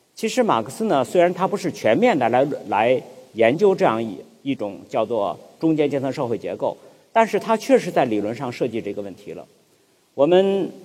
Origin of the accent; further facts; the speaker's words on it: China; 我们中国人